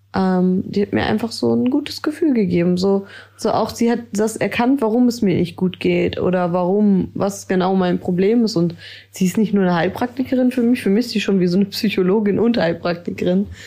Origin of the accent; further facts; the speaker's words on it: Ellerbek, Schleswig-Holstein, Germany; komme aus Ellerbeck.